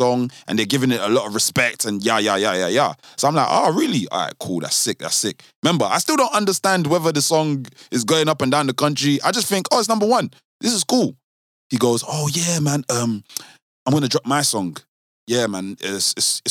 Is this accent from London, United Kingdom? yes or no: yes; London, United Kingdom; We're from South London.